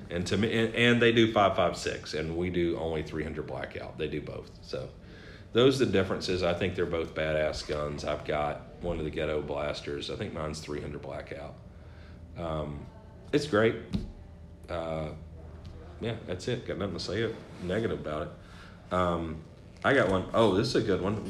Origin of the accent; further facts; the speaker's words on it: the South, United States; now in New Hampshire, United States; growing up in the South